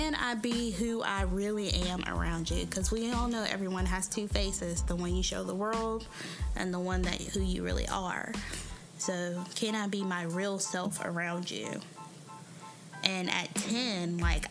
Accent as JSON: {"language": "English", "town": "High Point", "region": "North Carolina", "country": "United States", "said": "I'm originally from High Point, North Carolina."}